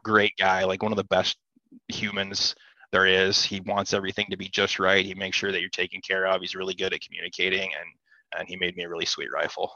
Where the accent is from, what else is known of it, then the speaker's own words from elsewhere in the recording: southern Wisconsin, United States; I'm from Wisconsin